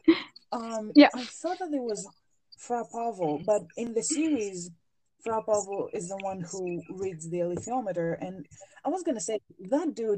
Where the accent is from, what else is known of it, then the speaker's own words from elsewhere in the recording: Greece; English is a second language; I am a Mediterranean, I'm from Greece